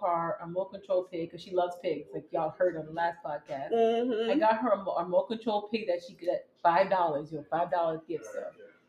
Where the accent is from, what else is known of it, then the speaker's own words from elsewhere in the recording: Jamaica; now in United States; my traditions of being Jamaican.